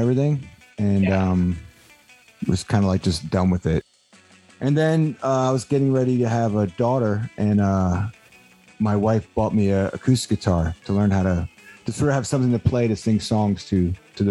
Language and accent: English; New York, United States; moved away; also born or lived in Delaware; I grew up in New York. I was born in New York